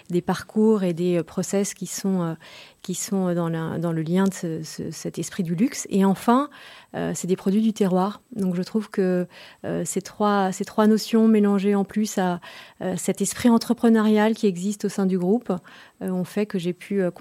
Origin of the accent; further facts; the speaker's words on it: France; Je suis française, tout à fait.